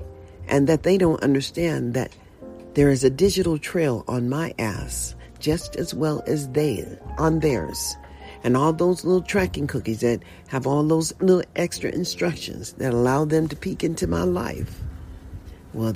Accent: United States; I was born in a USA. And I'm just an American

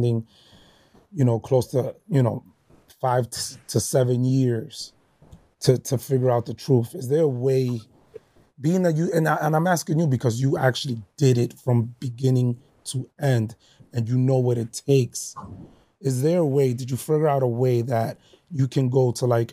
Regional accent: New York City, New York, United States; growing up in the Bronx

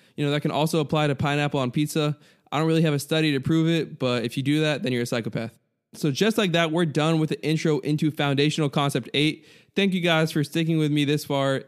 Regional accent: United States; I'm an American

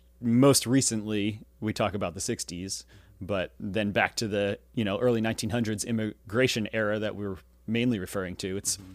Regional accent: United States

